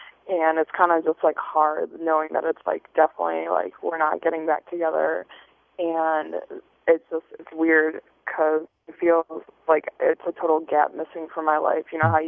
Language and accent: English; Chicago, Illinois, United States